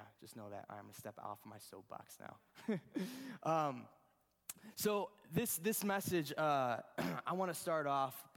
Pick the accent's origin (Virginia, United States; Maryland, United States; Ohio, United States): Ohio, United States; I'm from Ohio.